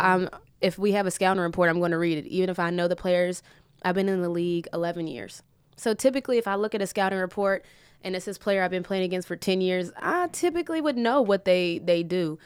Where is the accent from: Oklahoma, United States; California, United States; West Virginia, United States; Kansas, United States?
West Virginia, United States; I'm from West Virginia, so it's small town